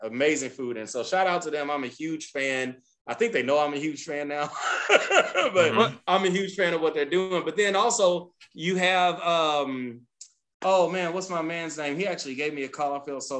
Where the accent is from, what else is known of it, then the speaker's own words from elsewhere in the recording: the South, United States; It's and mind you, I'm from the South.